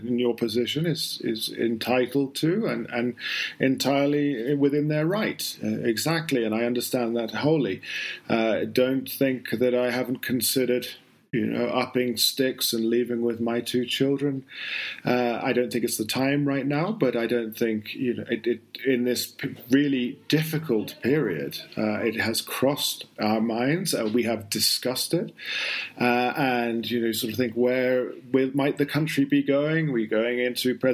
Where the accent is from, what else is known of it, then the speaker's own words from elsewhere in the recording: United Kingdom; now in Colombia; being a Brit